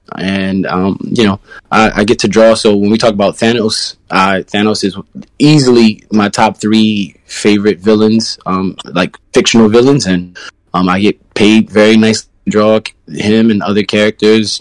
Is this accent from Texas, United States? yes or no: no; Maryland, United States; now in New York, United States; I'm from Maryland